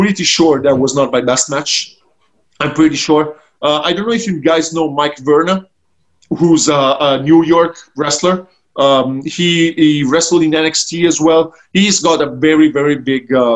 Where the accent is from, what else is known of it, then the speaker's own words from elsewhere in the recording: Ancona, Marche, Italy; my hometown as well, to Ancona